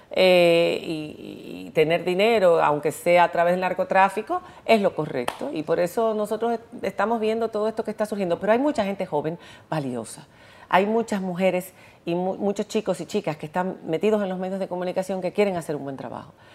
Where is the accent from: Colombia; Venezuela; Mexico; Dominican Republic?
Dominican Republic; Santo Domingo; moved away as an adult; also born or lived in Spain; yo crecí en la UAS